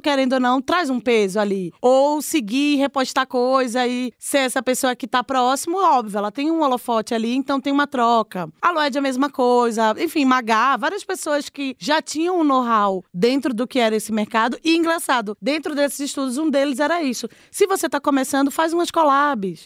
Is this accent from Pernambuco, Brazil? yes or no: yes; Recife, Pernambuco, Brazil; moved away as an adult; also born or lived in Olinda, Pernambuco; now in São Paulo, Brazil; eu sou de Recife, nasci em Recife, mas eu morei 10 anos em Olinda no sítio histórico